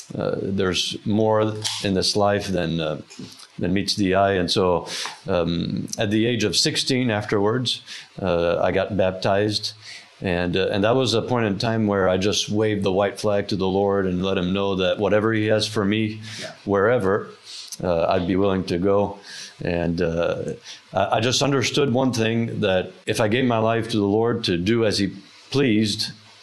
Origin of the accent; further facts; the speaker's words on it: France; also born or lived in Norfolk, Virginia; Yes, I was born in Norfolk, Virginia, and when I was two, my parents went to France to be missionaries and had a planting ministry there for over 25 years.